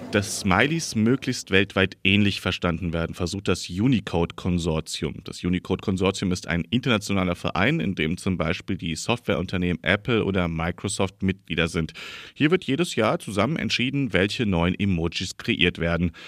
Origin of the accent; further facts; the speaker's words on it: Germany; bei uns in Deutschland